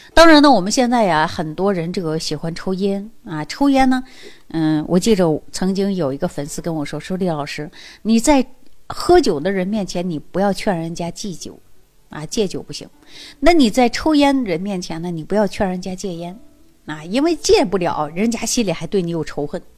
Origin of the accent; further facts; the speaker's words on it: Northeast China, China; 去过我们东北老家的人都知道